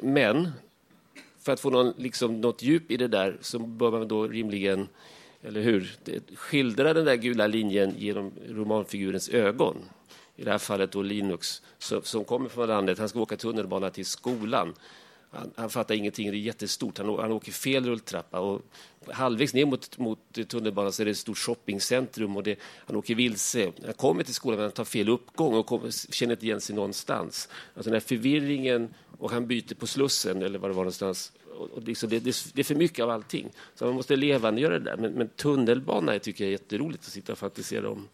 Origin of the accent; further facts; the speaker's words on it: Värnamo, Jönköping County, Sweden; moved away as an adult; now in Stockholm, Sweden; Efter 20 år hemma i Värnamo